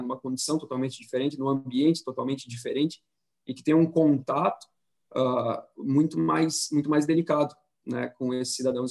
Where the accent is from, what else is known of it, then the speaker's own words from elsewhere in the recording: Florianópolis, Santa Catarina, Brazil; Eu sou aqui de Florianópolis também